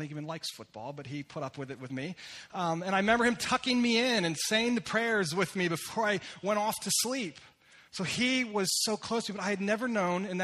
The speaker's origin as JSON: {"language": "English", "town": "Lititz", "region": "Pennsylvania", "country": "United States", "tie": "born or raised there", "also_born_or_lived": "upstate New York", "said": "I was born and raised in Lititz, Pennsylvania"}